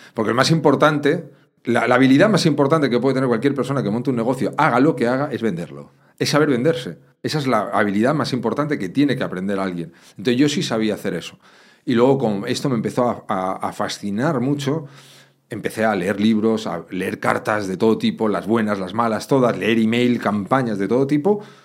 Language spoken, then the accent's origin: Spanish; Madrid, Community of Madrid, Spain; Yo me crié en un barrio, en Madrid